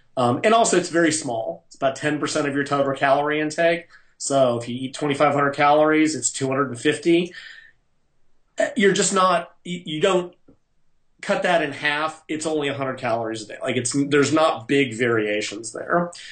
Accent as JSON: {"language": "English", "country": "United States", "said": "I'm American"}